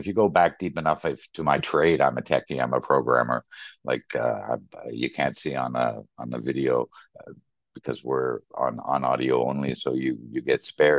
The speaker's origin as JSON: {"language": "English", "country": "Canada", "also_born_or_lived": "Middle East / London, United Kingdom / Germany", "said": "So I'm a Canadian. I've been in Canada. I've been in the Middle East, 12 years in London, 7 years in Germany."}